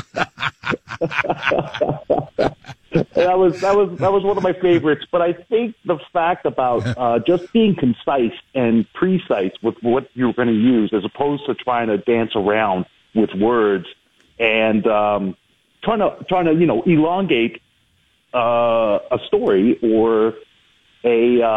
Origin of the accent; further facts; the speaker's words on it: Brampton, Ontario, Canada; now in Toronto, Canada; I grew up in Brampton